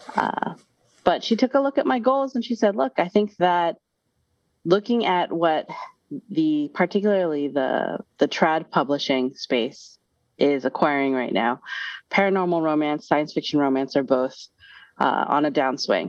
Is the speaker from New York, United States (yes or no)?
yes; Syracuse, New York, United States; I was born here in Syracuse, at Syracuse, like just outside of Syracuse University